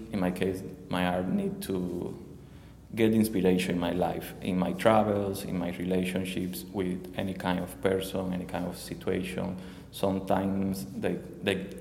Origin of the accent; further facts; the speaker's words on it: Cuba; English is a second language; moved away as an adult; now in Miami, United States; I emigrated from Cuba, my country, like 3 years and a half ago.